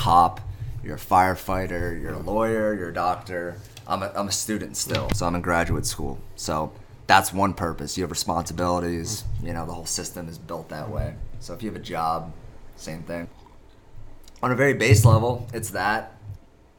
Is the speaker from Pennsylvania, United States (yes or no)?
yes; Pennsylvania, United States; also born or lived in Busan, South Korea; my parents, who live in Pennsylvania